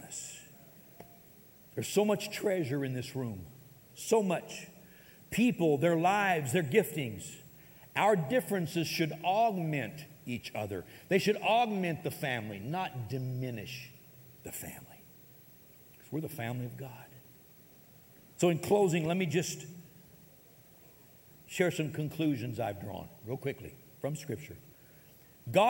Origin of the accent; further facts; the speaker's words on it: United States; I may have been born in America, I am an American citizen.